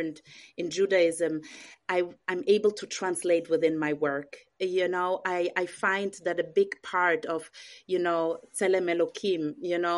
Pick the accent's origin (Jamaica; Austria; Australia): Austria; moved away as an adult; also born or lived in Israel / England / Vienna; now in United States; I was born in Israel. I grew up in Austria. I lived a big part of my life in England. And 7 years ago, I moved to the States